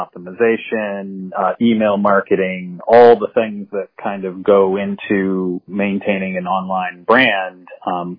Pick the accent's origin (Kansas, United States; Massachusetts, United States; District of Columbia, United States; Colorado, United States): Massachusetts, United States; the Northampton area; also born or lived in Boston; I'm originally from the area and moved back from Boston